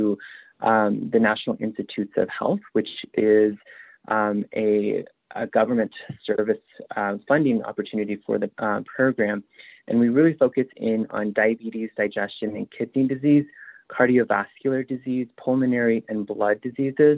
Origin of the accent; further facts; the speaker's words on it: Upper Fruitland, New Mexico, United States; moved away as an adult; now in Utah, United States; I am Navajo. I'm originally from Upper Fruitland, New Mexico. I moved to the University of, or I moved to Utah in 2016